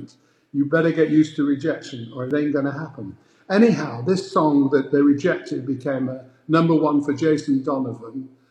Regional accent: England, United Kingdom; I'm from England

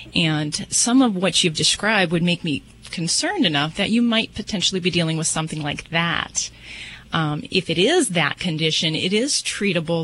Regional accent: Las Vegas, Nevada, United States; I'm from Vegas

